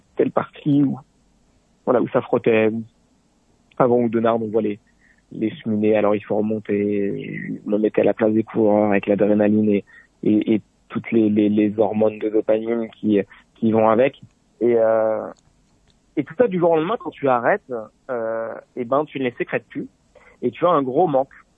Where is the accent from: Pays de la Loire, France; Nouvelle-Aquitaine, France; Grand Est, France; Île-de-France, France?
Île-de-France, France; Saint-Arnoult-en-Yvelines; étant gamin, j'avais Paris Tour, le départ à côté de la maison à Saint-Arnaud-en-Yvelines